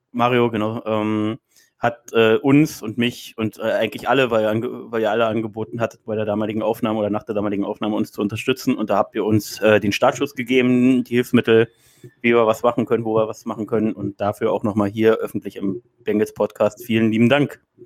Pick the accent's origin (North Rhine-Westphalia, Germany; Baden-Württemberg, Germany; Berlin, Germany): Berlin, Germany; ich bin aus Berlin